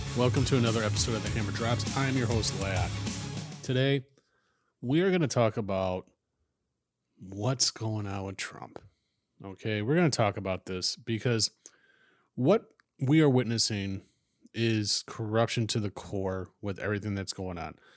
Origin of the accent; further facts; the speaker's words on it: United States; as an American